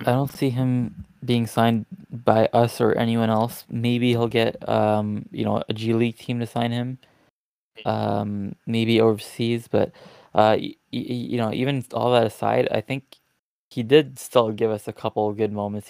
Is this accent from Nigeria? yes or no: no; Toronto, Ontario, Canada; I'm from Toronto